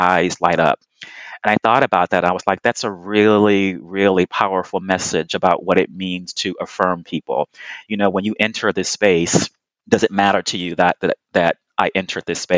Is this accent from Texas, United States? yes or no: yes; Houston, Texas, United States; I was born and raised in Houston, Texas